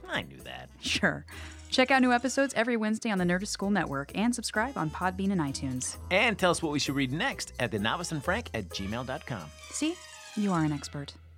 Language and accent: English; Midwest, United States; moved away; I'm a Midwesterner